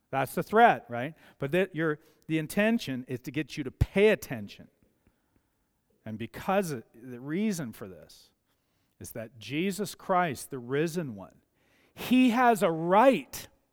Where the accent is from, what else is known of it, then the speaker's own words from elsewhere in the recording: Mazeppa, Alberta, Canada; I grew up in Mazeppa.